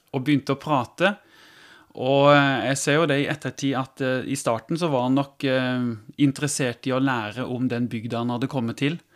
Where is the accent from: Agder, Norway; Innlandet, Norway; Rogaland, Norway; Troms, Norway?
Agder, Norway; Tvedestrand; now in Kristiansand, Norway; Jeg kommer fra Holt, ja, som er, er litt inn i Tvedestrand kommune, opp mot Vegårshei